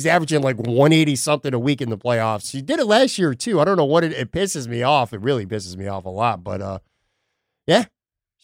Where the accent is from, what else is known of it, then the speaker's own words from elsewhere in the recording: Buffalo, New York, United States; now in Florida, United States; traveling from Florida back to my hometown, Buffalo, New York